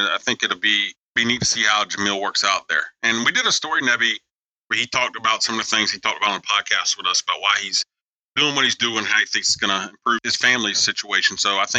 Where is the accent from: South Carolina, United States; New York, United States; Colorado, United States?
South Carolina, United States; I'm from South Carolina.